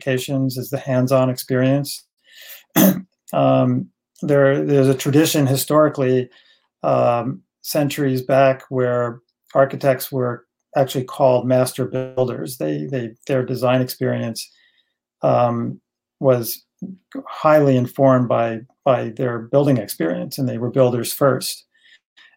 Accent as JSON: {"language": "English", "town": "Livingston", "region": "New Jersey", "country": "United States", "tie": "born or raised there", "also_born_or_lived": "Northern California", "moved": "as an adult", "said": "I grew up in Livingston, a suburb of Newark, and did my college studies at NJIT"}